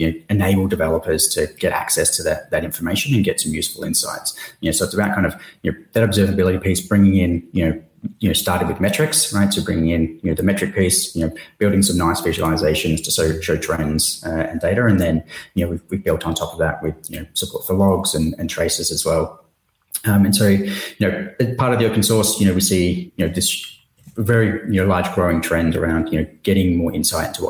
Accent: Perth, Western Australia, Australia; moved away as an adult; also born or lived in Singapore; since then, I've kind of just headed south down to Perth. So same time zone as Singapore. But this is where I'm originally from

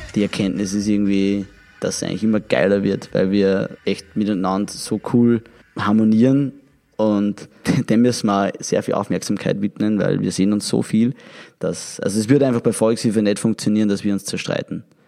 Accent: Austria; bei uns in Österreich

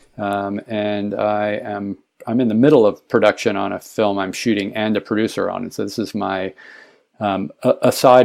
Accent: Alabama, United States; moved away as an adult; now in San Francisco, United States; I grew up in Alabama

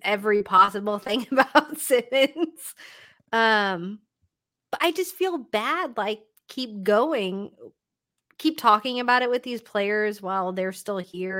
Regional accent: Toronto, Ontario, Canada; like I can totally understand why I'm being from Toronto.

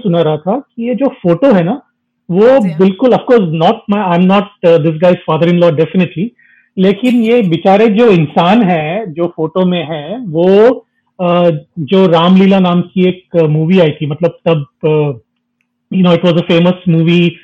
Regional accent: South India, India; मैं भी south Indian हूँ

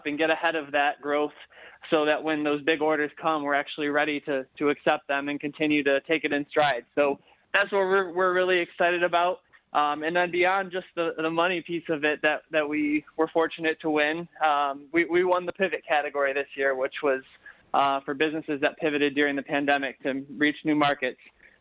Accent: Livonia, Michigan, United States; I grew up in Livonia and always loved coming down to Detroit

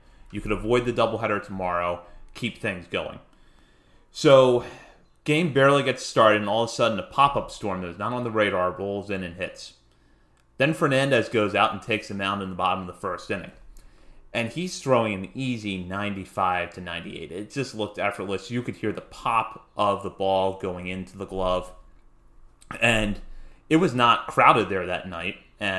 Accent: Hagerstown, Maryland, United States; because I grew up in Hagerstown, had been going to Suns games my whole life

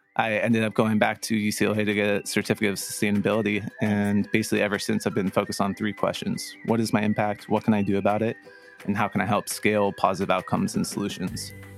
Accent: Santa Barbara, California, United States; growing up in Santa Barbara

